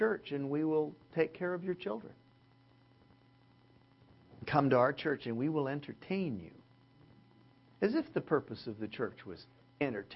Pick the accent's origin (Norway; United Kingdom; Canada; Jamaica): Canada; now in Southern California, United States; as a Canadian